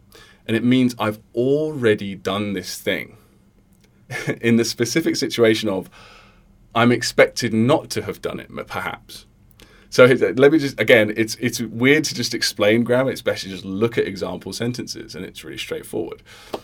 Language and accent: English; Sydney, New South Wales, Australia; I'm from Sydney, Australia, and I started learning Mandarin by osmosis about 4 years ago when I started dating my to-become-in-the-future wife.